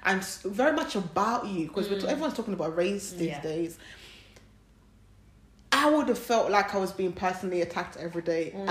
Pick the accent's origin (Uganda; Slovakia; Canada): Uganda; moved away; we grew up in Uganda, and we know that we live in a country that's not ours